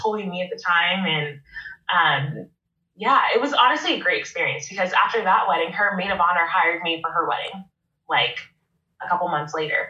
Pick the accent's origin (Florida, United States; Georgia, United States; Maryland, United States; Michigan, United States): Maryland, United States; Baltimore; moved away as an adult; also born or lived in New Jersey / Monterey, California; now in San Luis Obispo, United States; I'm from the East Coast. I'm from Baltimore, Maryland, and I moved.